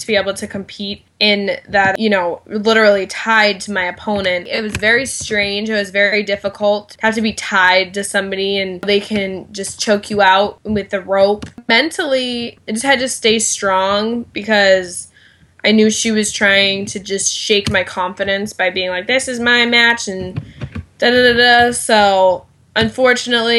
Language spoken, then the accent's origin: English; New England, United States; I was from New England